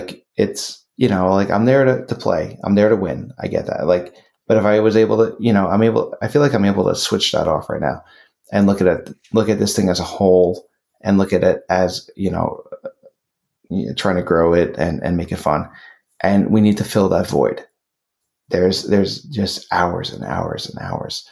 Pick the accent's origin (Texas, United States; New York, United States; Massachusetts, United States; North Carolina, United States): New York, United States; Being that I'm from New York